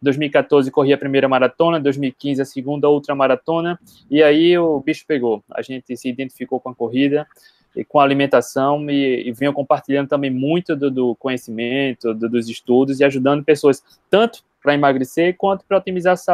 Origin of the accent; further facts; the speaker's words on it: Recife, Pernambuco, Brazil; sou de Recife.